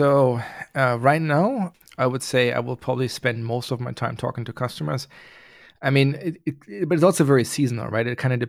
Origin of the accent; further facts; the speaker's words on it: Germany; Yes, I'm originally from Germany, yeah.